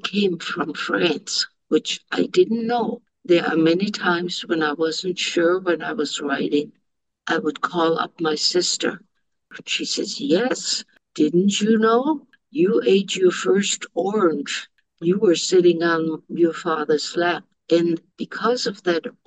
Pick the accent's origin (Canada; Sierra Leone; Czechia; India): Czechia; moved away; also born or lived in Germany; I lived what was called Czechoslovakia, but it was German at the time.